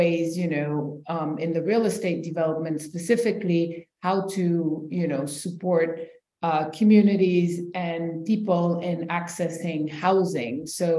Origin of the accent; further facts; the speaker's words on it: Senegal; also born or lived in New York, United States / Ivory Coast / Switzerland; I'm currently the executive director of Speak Up Africa. I was born in New York. My parents are Senegalese American. I spent some time there before moving back to Senegal, then lived in Ivory Coast.